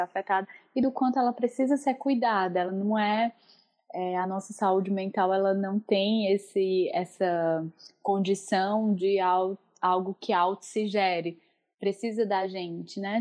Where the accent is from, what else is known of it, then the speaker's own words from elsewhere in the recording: Northeast Brazil, Brazil; accent: nordestina; moved away as an adult; also born or lived in Porto, Portugal; now in Fortaleza, Brazil; brasileira. É, como vocês vão perceber pelo meu sotaque, sou nordestina, falo agora diretamente da cidade de Fortaleza, no Ceará